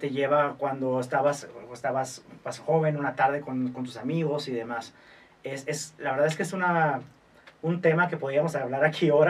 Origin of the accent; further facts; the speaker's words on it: Mexico; más bien es como pensar que nosotros, como mexicanos, que a lo mejor nos falta un poquito ese tema